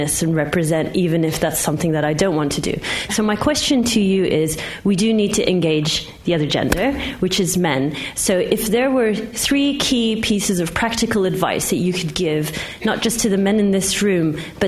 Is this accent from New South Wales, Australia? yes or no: yes; Sydney, New South Wales, Australia; now in United Kingdom; I'm a Sydney girl, but I left in 1995